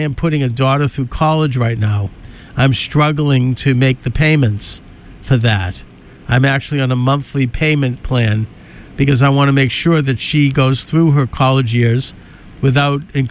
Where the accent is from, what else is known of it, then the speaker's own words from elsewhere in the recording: United States; as an American